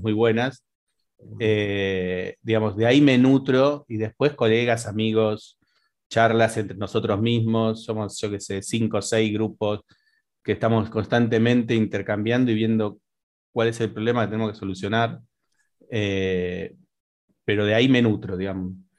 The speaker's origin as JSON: {"language": "Spanish", "town": "Las Toninas", "region": "Buenos Aires Province", "country": "Argentina", "said": "yo soy de la costa, entonces le dije soy de las Toninas."}